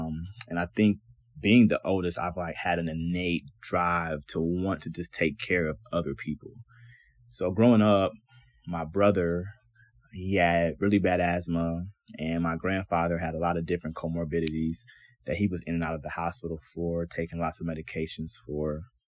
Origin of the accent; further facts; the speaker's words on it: Cleveland, Ohio, United States; I was born and raised here in Cleveland, Ohio, and I'm the oldest of all my siblings.